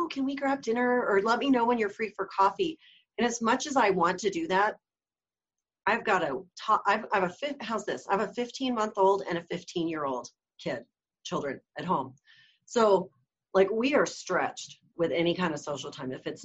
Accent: Florida, United States; I grew up in Florida

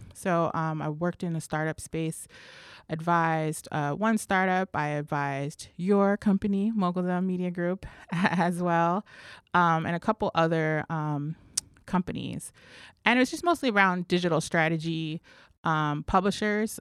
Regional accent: Los Angeles, California, United States; also born or lived in New Mexico; now in New York City, United States; when I was about one years old, we moved, my mother and I moved to live with some family here in L A. And so specifically, we lived in Compton and Watts

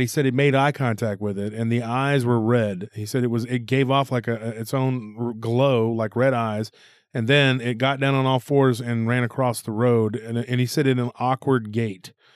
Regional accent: Taylor, Texas, United States; my hometown, from Taylor

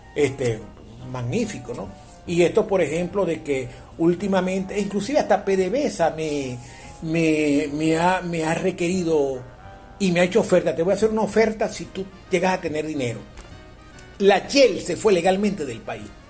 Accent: La Guajira, Zulia, Venezuela; yo soy hijo guajiro de la Castepiayú

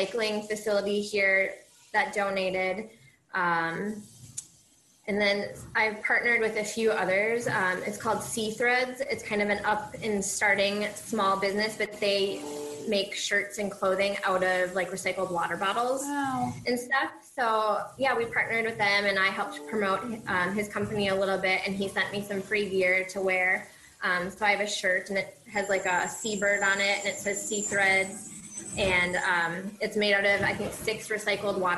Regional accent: Minnesota, United States; moved away as an adult; now in Iowa, United States; I'm from Minnesota, but I'm currently in Iowa for a couple of years

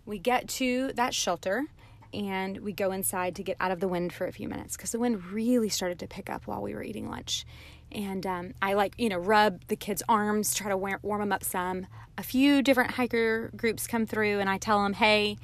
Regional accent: Georgia, United States; we're from Georgia

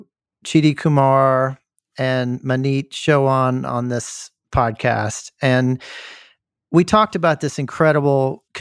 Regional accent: Memphis, Tennessee, United States; I'm from Memphis.

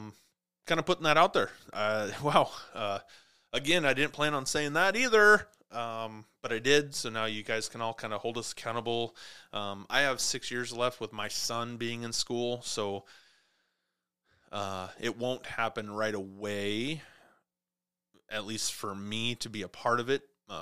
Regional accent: Montana, United States; also born or lived in Clarkston; It's always been a growing up in Montana and then, you know, down on the Snake River, down in Clarkston, you know, I've always been around water.

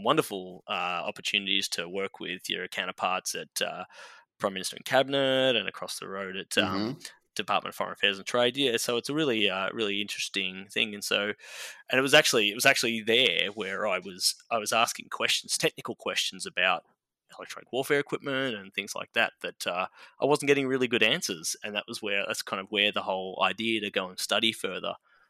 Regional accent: Melbourne, Victoria, Australia; moved away as an adult; also born or lived in Canberra; now in United States; So I grew up in Melbourne

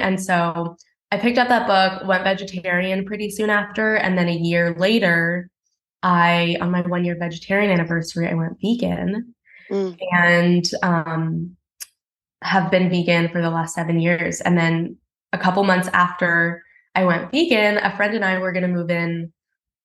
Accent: Houston, Texas, United States; now in Brooklyn, United States; I grew up in Houston

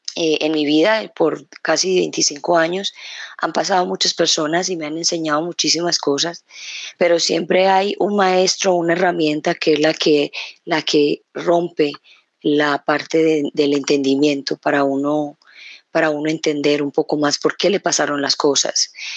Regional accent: Colombia; moved away; llevo ya dos semanas acá en este país, en mi país, Colombia

